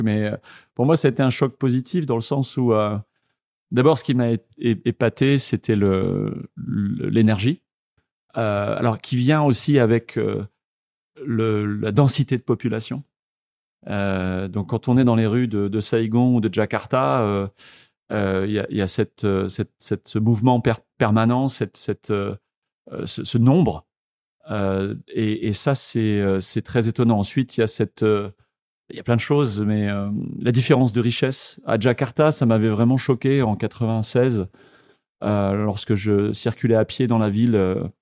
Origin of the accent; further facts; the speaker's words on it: Le Mans, Pays de la Loire, France; moved away as an adult; also born or lived in Tours; now in Vietnam; je suis né au Mans, dans la Sarthe, donc je suis un Manceau. Euh, j'ai étudié jusqu'à mes 18 ans, euh, passé mon bac au Mans